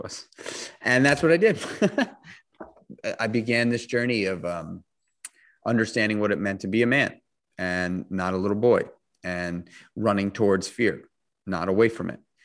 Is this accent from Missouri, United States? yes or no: no; New York City, New York, United States; I grew up in New York City